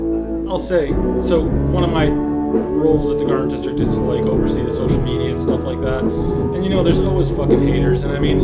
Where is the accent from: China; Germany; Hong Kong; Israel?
Israel; born there; I was born in Israel. I go to Israel periodically with my parents.